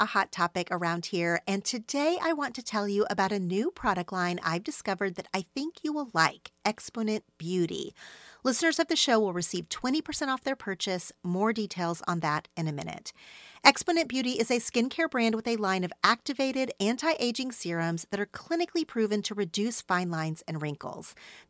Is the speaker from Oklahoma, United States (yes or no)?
yes; Oklahoma, United States; now in Los Angeles, United States; after I moved to LA from Oklahoma